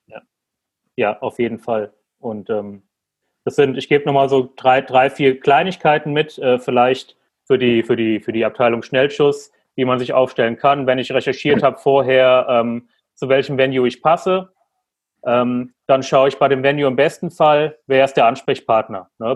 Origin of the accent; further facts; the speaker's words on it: Frankfurt am Main, Hesse, Germany; moved away; Frankfurt ist ja meine Heimat